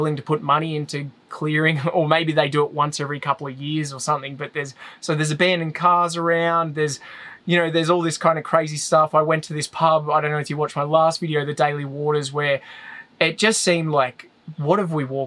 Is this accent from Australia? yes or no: yes; Australia; I'm Australian